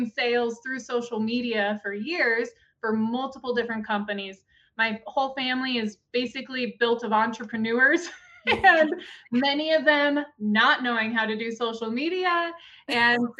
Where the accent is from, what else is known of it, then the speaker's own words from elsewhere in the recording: Gillette, Wyoming, United States; I'm actually from Gillette, Wyoming